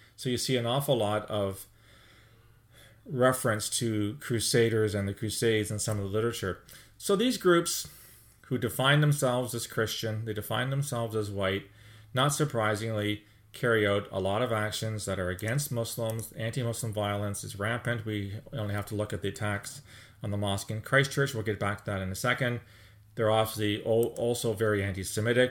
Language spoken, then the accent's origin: English; Canada; speaking as a Canadian